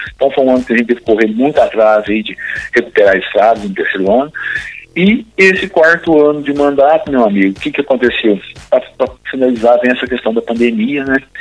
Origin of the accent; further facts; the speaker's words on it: Bigatinho, Minas Gerais, Brazil; eu sou de Bigatinho, morei lá por 28 anos